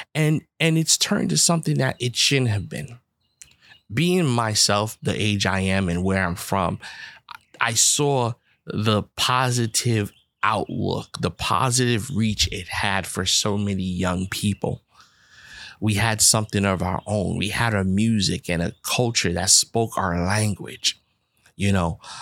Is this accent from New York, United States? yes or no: yes; New York City, New York, United States; I grew up in the Bronx, New York.